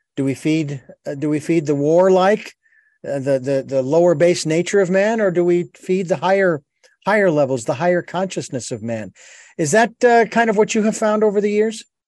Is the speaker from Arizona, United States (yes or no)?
yes; Arizona, United States; in Arizona, my home state